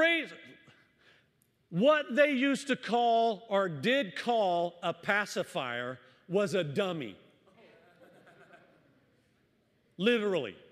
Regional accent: the South, United States; moved away; I was born and raised in the South

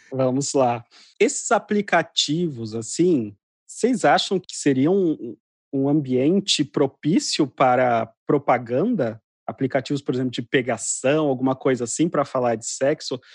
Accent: Mato Grosso do Sul, Brazil; eu sou do, do interior, né? sou do Mato Grosso do Sul

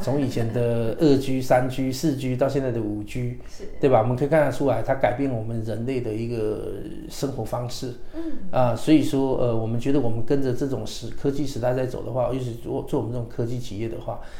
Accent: Taiwan; moved away as an adult; also born or lived in China; 本身我是台湾人嘛，自然我希望在台湾能够有一定的发展的基础

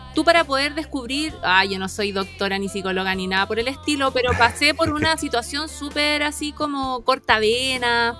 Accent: La Ligua, Valparaíso, Chile; yo vengo de la Ligua

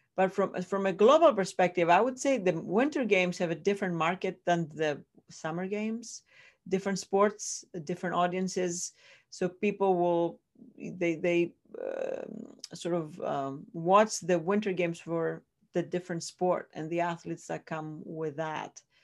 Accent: Greece; accent: Greek; English is a second language; moved away as an adult; Greece, I'm from Greece originally. That's where the accent comes from

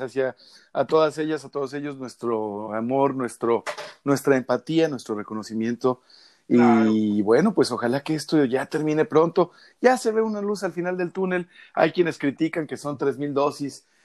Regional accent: Mexico; todas y todos somos mexicanos

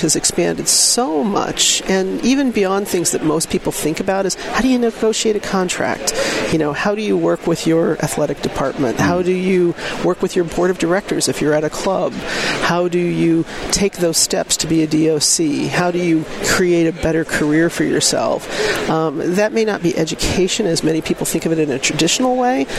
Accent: Kansas City, United States; I'm from Kansas City

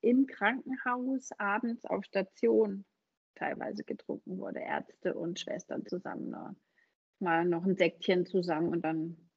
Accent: Hamburg, Germany; moved away as an adult; ich komme gebürtig aus Hamburg, wie man hört, ähm, und habe da 30 Jahre gelebt finde ich das richtig, und bin nach dem Studium der Liebe wegen nach Süddeutschland gezogen

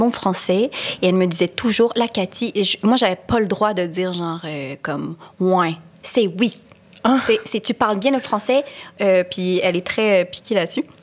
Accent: Quebec, Canada; accent: Quebec; ben de Québécois, je veux dire, je suis québécoise, mais je veux dire de de quoi blanc, de fouf.

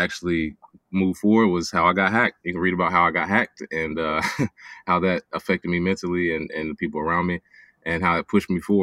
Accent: Charlotte, North Carolina, United States; my hometown of Charlotte, North Carolina

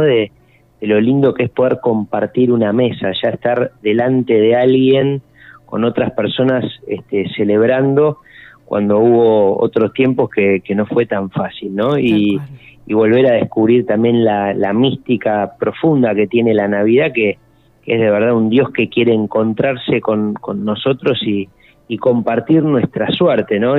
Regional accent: Argentina; somos argentinos

